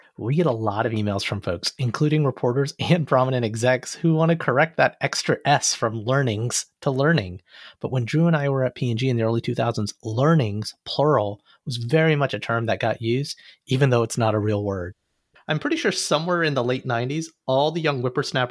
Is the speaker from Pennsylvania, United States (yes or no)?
no; Alabama, United States; I grew up in Alabama